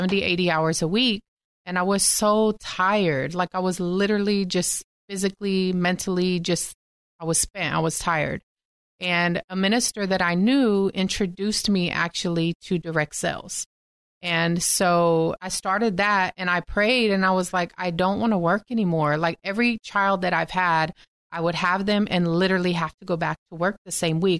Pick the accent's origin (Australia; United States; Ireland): United States; Texas; born and raised in Texas